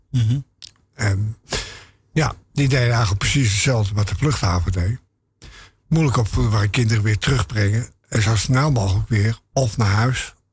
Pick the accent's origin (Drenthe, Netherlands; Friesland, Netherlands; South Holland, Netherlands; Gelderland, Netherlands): Friesland, Netherlands; Terschelling; born there; Nou, ik eh, ben geboren op Westerschelling. In een tent. Omdat mijn ouders toevallig op vakantie waren.